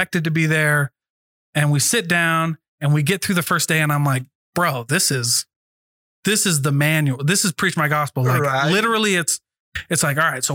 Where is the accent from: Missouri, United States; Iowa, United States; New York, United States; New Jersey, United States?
Iowa, United States; I'm from Iowa.